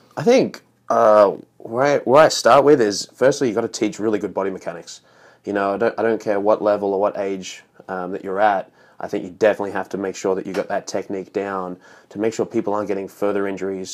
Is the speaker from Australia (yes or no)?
yes; Australia; born or raised there; moved away as an adult; now in United States